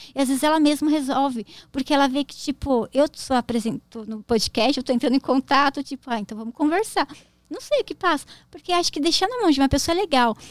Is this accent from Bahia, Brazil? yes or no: no; Jundiaí, São Paulo, Brazil; eu sou de Jundiaí